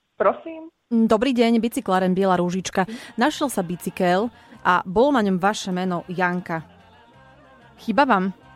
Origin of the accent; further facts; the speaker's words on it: Košice, Košice Region, Slovakia; Ja som z Košic, centra